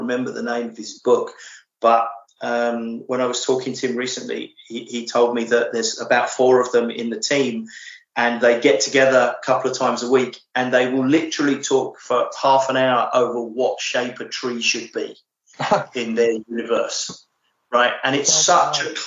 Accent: England, United Kingdom; I'm English

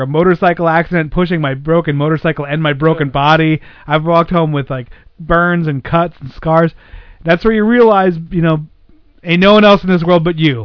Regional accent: Pennsylvania, United States; I grew up in Pennsylvania

